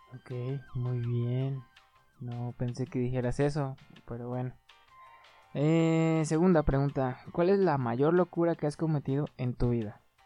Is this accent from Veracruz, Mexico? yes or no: no; Aguascalientes, Mexico; soy de aquí de Aguascalientes